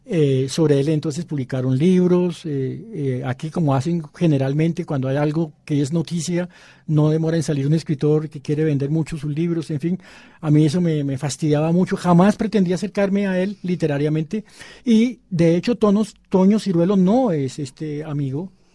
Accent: Bogotá, Colombia; also born or lived in Pasto, Nariño; yo nací en Bogotá, pero mm, mi familia es nariñense. Mi padre era pastuso, mi mamá es San Pablo, Nariño. Y pasé eh, tres años de mi infancia en, en, Pasto

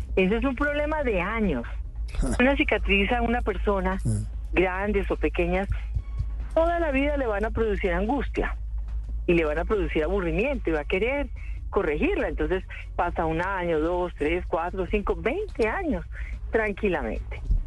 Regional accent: Paisa region, Colombia; also born or lived in Manizales; yo soy paisa, lamento toda aquella época que viví en, Manizales, en la finca de mis tíos y de mis primos

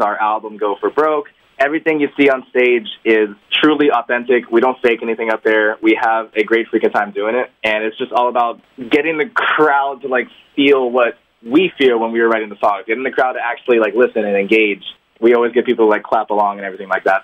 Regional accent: Homestead, Florida, United States; We're actually from Homestead

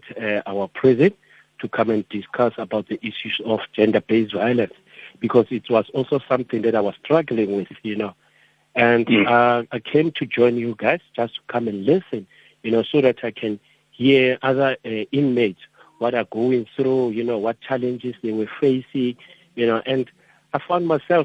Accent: Roodepoort, Gauteng, South Africa; I was born in Roodepoort. I'm matriculated also in Roodepoort.

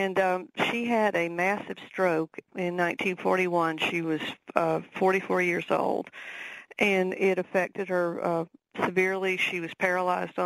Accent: the South, United States; accent: Southern; my Southern accent

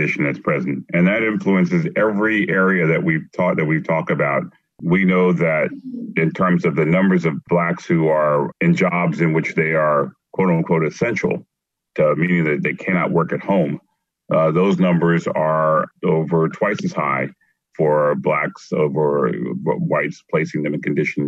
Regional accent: Philadelphia, Pennsylvania, United States; I grew up in North Philadelphia and the inner city of North Philadelphia.

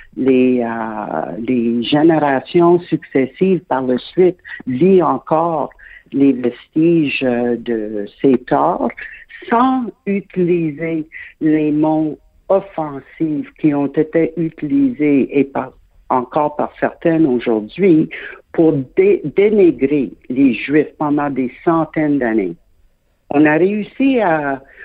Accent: Quebec, Canada; je suis québécoise de naissance

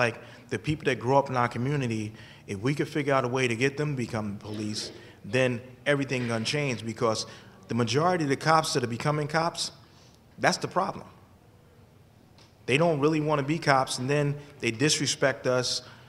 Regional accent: New Haven, Connecticut, United States; You know, sitting here listening, I grew up in New Haven.

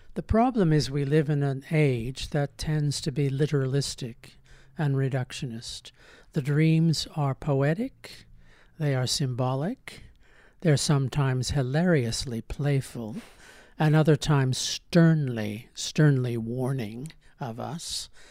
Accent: United States; I grew up in America in the nineteen fifties and nineteen sixties

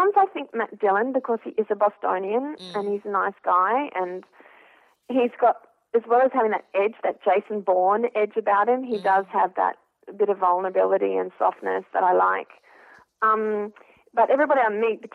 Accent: Australia; I'm an Australian who's worked in journalism and TV

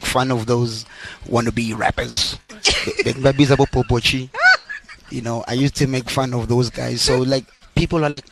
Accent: Johannesburg, Gauteng, South Africa; I'm from Meadowlands.

